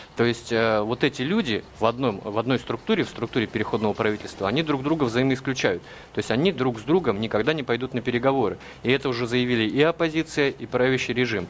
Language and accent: Russian; Russia; мы, журналисты из России